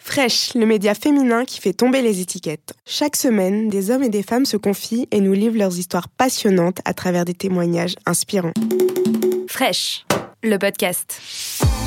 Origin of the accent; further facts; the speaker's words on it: France; also born or lived in Cameroon (ancestry); je suis français mais aussi d'origine camerounaise